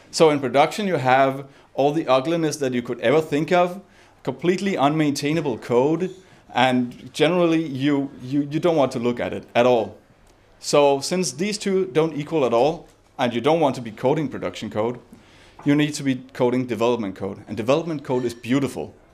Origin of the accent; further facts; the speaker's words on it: Copenhagen, Capital Region of Denmark, Denmark; guys, I'm, I'm …, I'm from Copenhagen, and I'm here to talk about build systems.